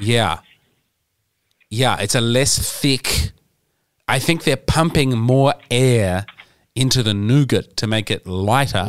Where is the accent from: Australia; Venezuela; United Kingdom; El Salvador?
Australia; Adelaide, South Australia; my hometown of Adelaide